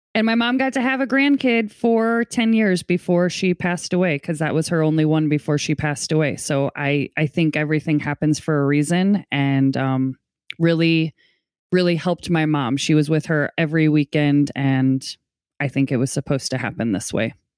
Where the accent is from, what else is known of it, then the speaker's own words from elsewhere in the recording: St. Louis, Missouri, United States; also born or lived in Portland, Oregon; I'm from Saint Louis, Missouri